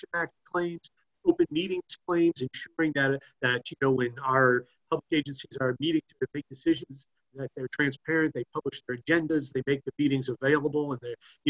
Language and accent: English; Morgantown, West Virginia, United States; also born or lived in Washington, D.C.; I'm originally from Morgantown.